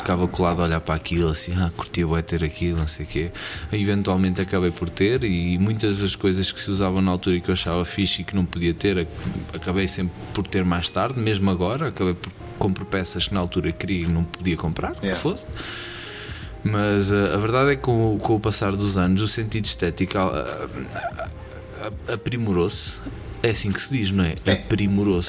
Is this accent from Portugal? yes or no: yes; Portugal; moved away as an adult; passei, passei, ah, pá, a minha juventude em Portugal e vim-me embora com vinte e cinco anos